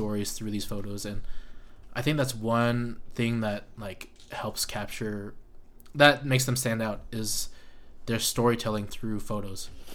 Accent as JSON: {"language": "English", "region": "Nevada", "country": "United States", "said": "we're from Nevada"}